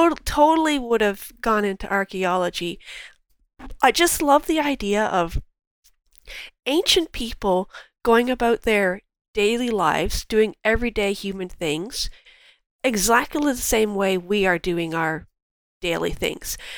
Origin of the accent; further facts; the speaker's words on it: Cambridge, Ontario, Canada; also born or lived in London, Ontario; I was born in London and raised in Cambridge